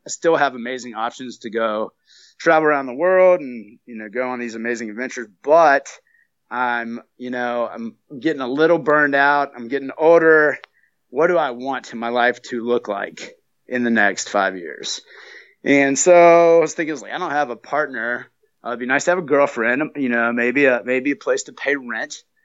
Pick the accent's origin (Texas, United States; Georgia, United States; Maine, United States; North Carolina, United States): North Carolina, United States; moved away; also born or lived in Flagstaff; I'm originally from North Carolina. I just flew in from Flagstaff